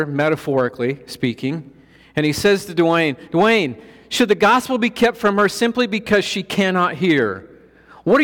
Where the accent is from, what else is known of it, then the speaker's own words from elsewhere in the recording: Colorado, United States; I'm from Colorado. We have 14,000-foot mountains there